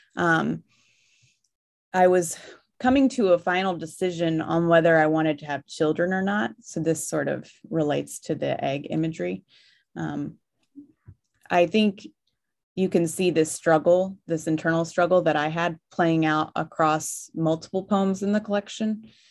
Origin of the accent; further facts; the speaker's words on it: Virginia, United States; also born or lived in Fairbanks, Alaska / Milwaukee, Wisconsin; now in Washington State, United States; I grew up in Virginia, which is also a very beautiful countryside